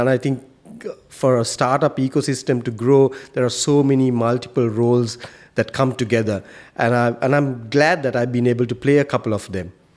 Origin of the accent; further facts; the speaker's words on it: Sri Lanka; moved away as an adult; now in Qatar; I come from Sri Lanka